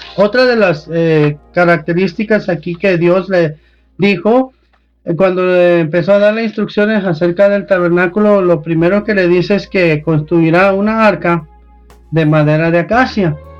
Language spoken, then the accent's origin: Spanish; Mexico; nosotros como mexicanos, nosotros en esta cultura